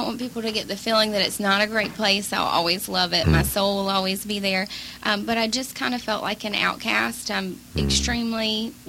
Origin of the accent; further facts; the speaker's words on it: Mobile, Alabama, United States; moved away as an adult; also born or lived in Pensacola, Florida / Santa Barbara, California; now in Los Angeles, United States; I moved from Mobile, Alabama to Pensacola, Florida.